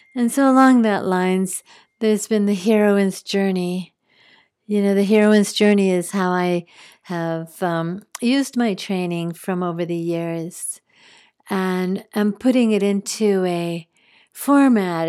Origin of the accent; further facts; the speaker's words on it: New Mexico, United States; moved away; also born or lived in Spain; I grew up in New Mexico, part of my growing up.